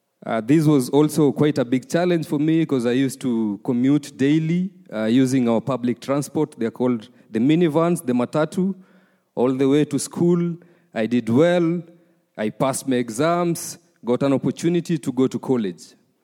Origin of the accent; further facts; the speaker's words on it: Uruma, Okinawa, Japan; English is a second language; I was raised in Uruma. The story starts some years back. Very early age of my upbringing, I was the firstborn in a family of five. There's a lot of pressure back in our country when you're a firstborn.